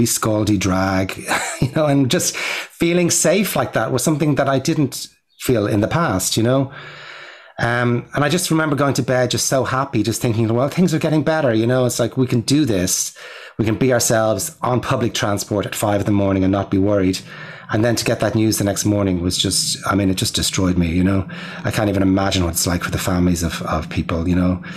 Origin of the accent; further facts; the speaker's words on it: Ireland; now in New York, United States; I'm an Irish filmmaker